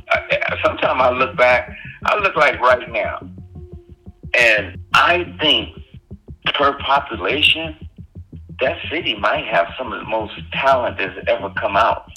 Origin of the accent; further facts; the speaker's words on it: Compton, California, United States; my childhood growing up in Compton, my adolescence?